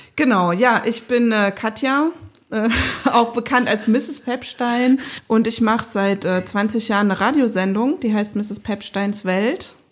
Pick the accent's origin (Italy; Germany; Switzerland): Germany; Rhineland-Palatinate; moved away as an adult; now in Leipzig, Germany; ich komme ja aus der Pfalz